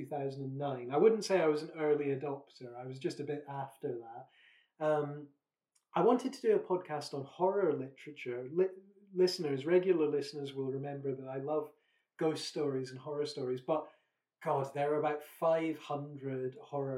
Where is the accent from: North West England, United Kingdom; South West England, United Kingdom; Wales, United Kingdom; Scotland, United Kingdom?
Scotland, United Kingdom; I'm from Scotland